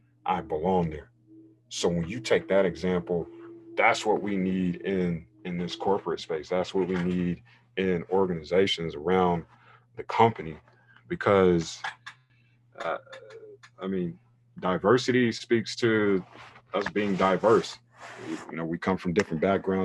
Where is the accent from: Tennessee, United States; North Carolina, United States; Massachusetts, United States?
North Carolina, United States; now in California, United States; when I was a kid and growing up in North Carolina, obviously more of a conservative space versus California, where I am now